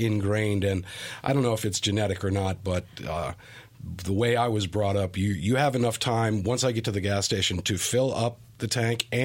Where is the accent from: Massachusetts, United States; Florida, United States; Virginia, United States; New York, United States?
Virginia, United States; Arlington; moved away as an adult; also born or lived in South Dakota / Wisconsin / Minnesota; Arlington, Virginia, pretty much of my formative years. I was born in south of Dakota